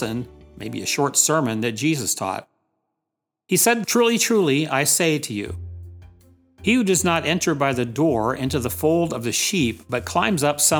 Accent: Delaware, United States; I'm from Delaware, tiny small state.

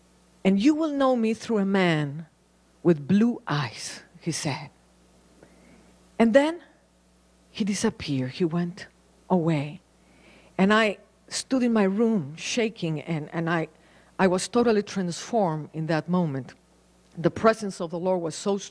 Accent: Mexico City, Mexico; moved away as an adult; also born or lived in Paris, France; I was born in Mexico City

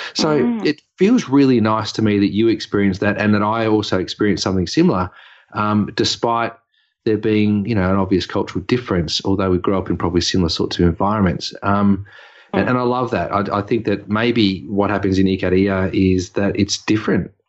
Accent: Dandenong, Victoria, Australia; I grew up in um, Dandenong.

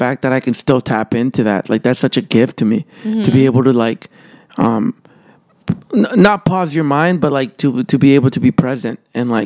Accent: Calgary, Alberta, Canada; moved away as an adult; also born or lived in El Salvador; now in Toronto, Canada; I'm from El Salvador, but I grew up in Calgary

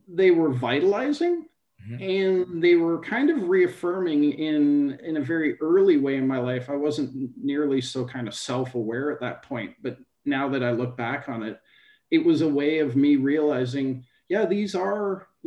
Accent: near Thunder Bay, Ontario, Canada; I grew up in Canada, not so far from Thunder Bay in Ontario

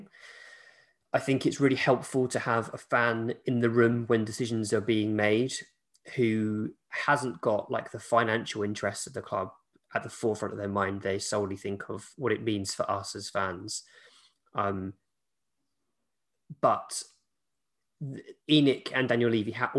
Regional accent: England, United Kingdom

